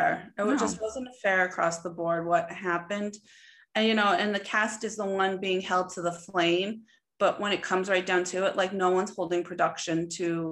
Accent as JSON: {"language": "English", "region": "Colorado", "country": "United States", "said": "I'm from Colorado, like I'm Hispanic"}